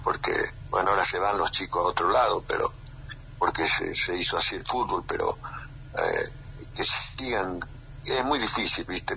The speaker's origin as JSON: {"language": "Spanish", "country": "Argentina", "said": "somos argentinos todos"}